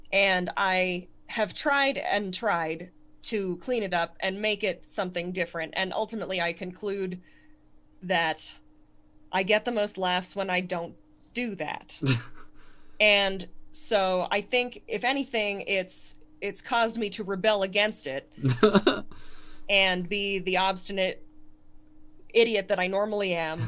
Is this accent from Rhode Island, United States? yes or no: no; Connecticut, United States; it gave me the sort of voice that I have, like literally the voice, in the sense that I speak like a person from Connect